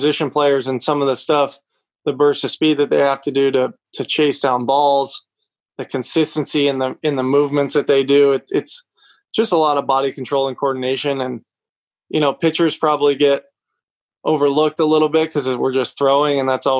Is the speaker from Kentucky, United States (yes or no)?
yes; Lexington, Kentucky, United States; also born or lived in Nashville, Tennessee; I grew up in Lexington, which pure college town. I love it. Still live here